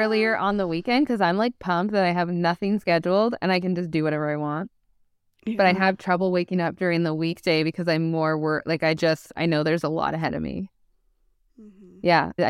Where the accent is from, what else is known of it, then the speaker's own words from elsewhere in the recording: Canada; We're Canadian. We like to put the U.